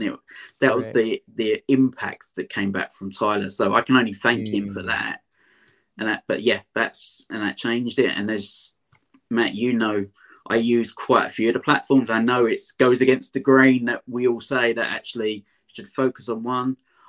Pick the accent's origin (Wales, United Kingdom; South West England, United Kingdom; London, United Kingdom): London, United Kingdom; I'm a Londoner, an Essex boy as such, so I've got a different accent than you guys in America.